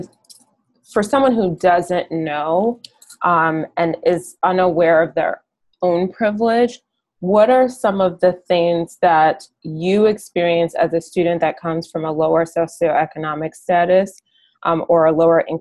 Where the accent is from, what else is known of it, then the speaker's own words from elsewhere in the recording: Ann Arbor, Michigan, United States; I'm actually from Ann Arbor